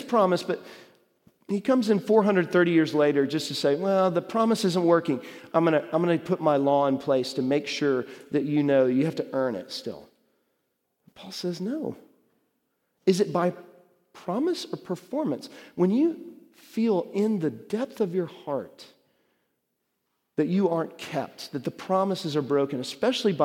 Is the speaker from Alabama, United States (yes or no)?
no; Dallas, Texas, United States; when I was growing up in Dallas, really young